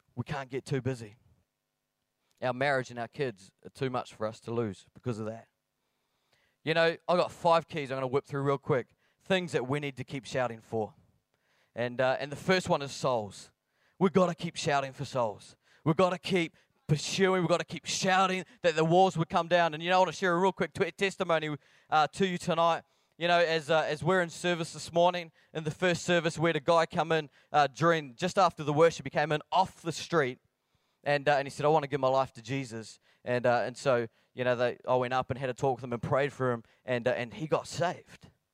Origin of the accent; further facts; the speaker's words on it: Blackburn, Scotland, United Kingdom; I am from Blackburn near Bathgate, West Lothian.